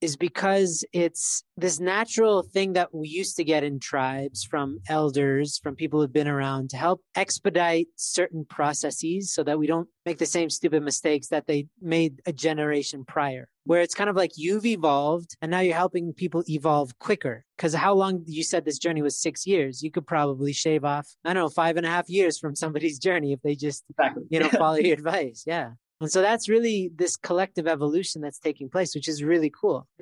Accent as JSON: {"language": "English", "country": "Canada", "said": "I'm a Canadian"}